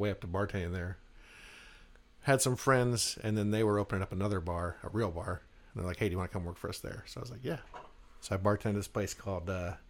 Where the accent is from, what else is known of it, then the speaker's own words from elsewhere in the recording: United States; moved away as an adult; also born or lived in Alaska / Washington; now in Arizona, United States; I'm from the Northwest, Alaska, Washington State.